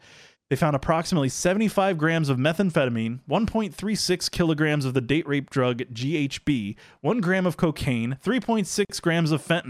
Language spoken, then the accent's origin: English; Florida, United States; as a Florida man myself, the best stories from my home state, because I was born and raised here